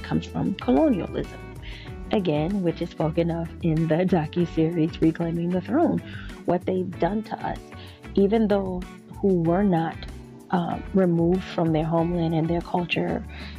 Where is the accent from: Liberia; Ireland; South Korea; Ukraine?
Liberia; born there; So by birth, I was born in West Africa, Liberia. That's on my father's side. And on my mother's side, I'm Nigerian.